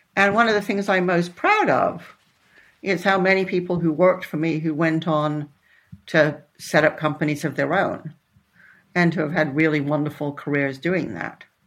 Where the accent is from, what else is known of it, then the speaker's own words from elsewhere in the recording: Netherlands; moved away; also born or lived in Texas, United States / Boston, United States; I was born in Texas, but then when I was eight, I moved to the Netherlands.